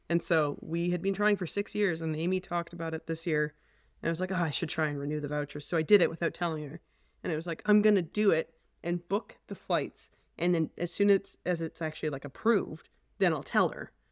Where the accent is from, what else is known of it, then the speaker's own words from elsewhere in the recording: Edmonton, Alberta, Canada; also born or lived in Calgary; born in Calgary, and we moved to Edmonton, um, when I was very small. So I, I'm really an Edmontonian at heart